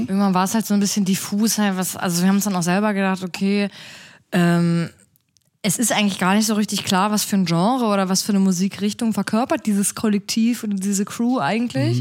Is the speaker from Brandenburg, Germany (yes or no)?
yes; a small town in southern Brandenburg, Germany; moved away as an adult; now in Berlin, Germany; ich komme aus so einer kleinen Stadt in Südbrandenburg